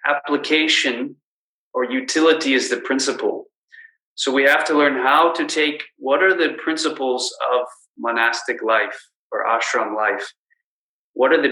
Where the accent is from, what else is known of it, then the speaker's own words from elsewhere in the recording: Washington, District of Columbia, United States; now in Chicago, United States; I grew up in Washington, D.C., so it was in the suburbs